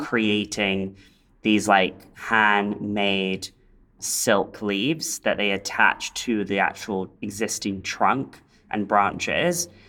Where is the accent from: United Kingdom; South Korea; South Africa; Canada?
United Kingdom; London; now in Los Angeles, United States; where I grew up in in London